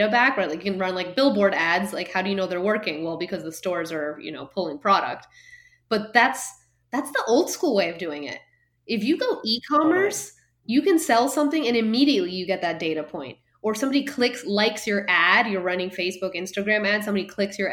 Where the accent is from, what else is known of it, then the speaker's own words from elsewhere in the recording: Guatemala; moved away as an adult; also born or lived in Miami / Boston; I grew up in Guatemala and I went to school in Boston